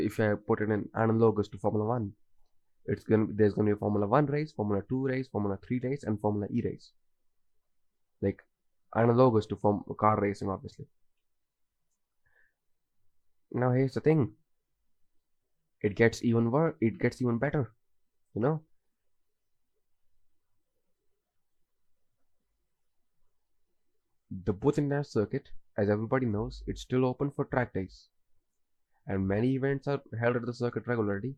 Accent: India; as an Indian

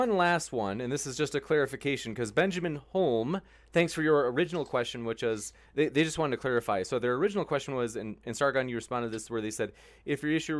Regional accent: England, United Kingdom; born there; I'm half Arab, and I was born in England, and I don't identify with being white British. Am I not English?

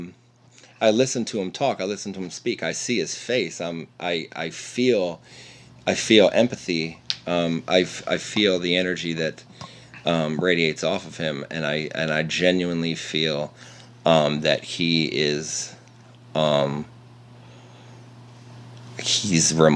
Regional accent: Lancaster County, Pennsylvania, United States; moved away; also born or lived in Ypsilanti, Michigan; I was born and raised in Amish country, proudly. My Lancaster County, Pennsylvania.

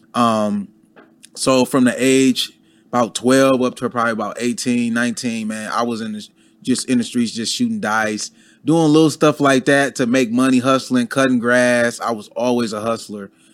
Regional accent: Detroit, Michigan, United States; moved away as an adult; now in Atlanta, United States; I never been to Atlanta before. I'm from Detroit.

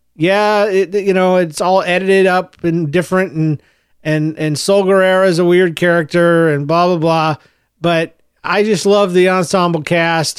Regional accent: Jacksonville, Florida, United States; also born or lived in Gainesville, Florida / Yulee, Florida / St. Marys, Georgia; I was born in Gainesville, Florida. I grew up, uh, in Jacksonville, Florida, through elementary school

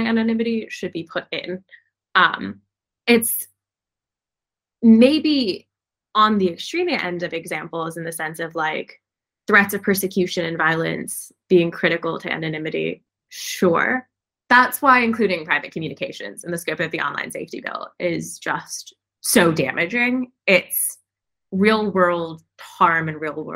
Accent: United States; I, as an American

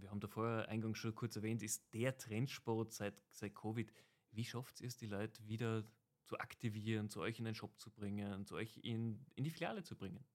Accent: Tyrol, Austria; als Tiroler

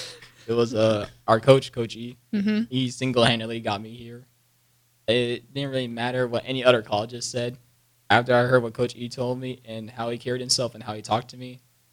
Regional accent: San Antonio, Texas, United States; I am from San Antonio, Texas

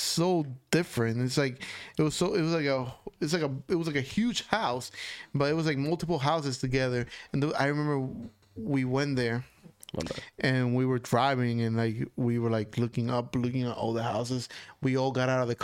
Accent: Moca, Espaillat, Dominican Republic; moved away; I'm from Moca

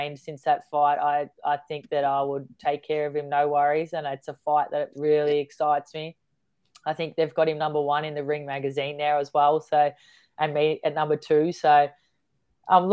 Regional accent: Melbourne, Victoria, Australia; now in northern New South Wales, Australia; I'm born and bred in Melbourne

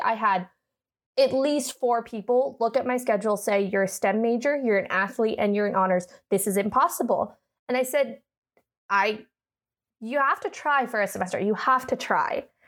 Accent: Oakland, California, United States; moved away; I'm from Northern California. Uh, I went to high school at a Catholic high school in Oakland called Bishop O'Dowd.

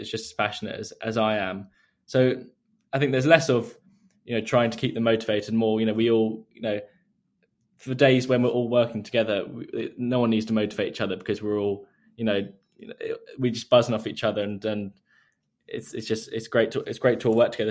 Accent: Surrey, South East England, United Kingdom; recently moved around ten minutes away from where I grew up, so I've always been in the, the same area

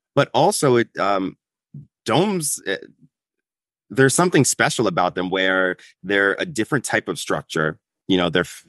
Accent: New York, United States; as a New Yorker

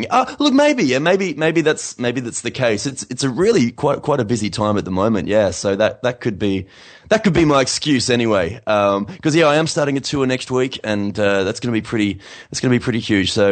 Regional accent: Adelaide, South Australia, Australia; now in Sydney, Australia; Sydney, where is where, where I live. Uh, Newcastle, Byron Bay, Yamba, Brisbane, and then finishing in my hometown of Adelaide.

